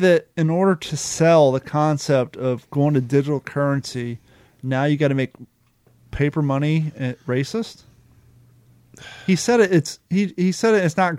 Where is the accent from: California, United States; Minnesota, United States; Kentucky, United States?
Kentucky, United States; When we were young, especially growing up in Kentucky